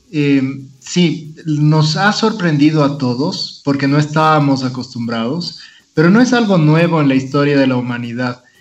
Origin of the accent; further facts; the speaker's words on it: Ecuador; como muchos ecuatorianos se me ha duplicado el trabajo